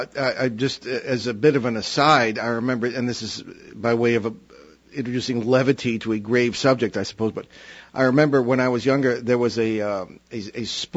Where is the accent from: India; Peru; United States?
United States; Hartford, Connecticut; I was born in 1953, of course, the year after all this supposed it was going on. And I was born in Hartford, Connecticut